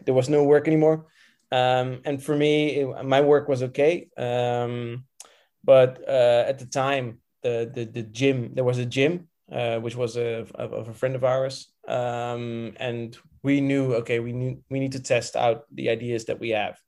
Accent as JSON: {"language": "English", "town": "Rotterdam", "region": "South Holland", "country": "Netherlands", "tie": "born or raised there", "moved": "as an adult", "lives_now": "Antwerp, Belgium", "said": "I've, I've lived in, uh, Rotterdam uh, for all my life."}